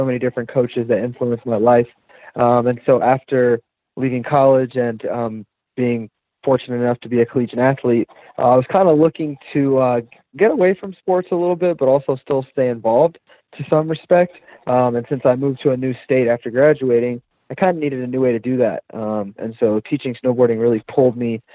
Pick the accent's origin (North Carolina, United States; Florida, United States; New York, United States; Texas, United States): Florida, United States; now in Colorado, United States; I am from Florida, and as you probably know, there's no snow there. So I actually really grew up playing team sports